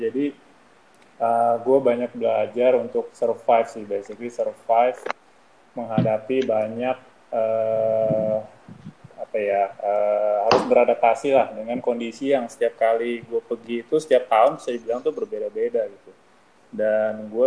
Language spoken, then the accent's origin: Indonesian; Jakarta, Indonesia; also born or lived in New Zealand / Germany / United Kingdom; gue lahir di Jakarta dan uh, gua sebenarnya uh, besar di Jakarta, tapi bisa dibilang hampir separuh hidup gue itu gue tinggal di luar negeri alias merantau.